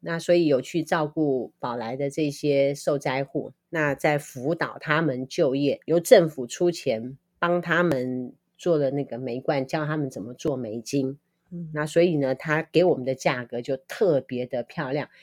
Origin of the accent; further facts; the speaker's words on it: Liouguei, Kaohsiung, Taiwan; now in Nankan, Taiwan; 我是高雄人，六龟人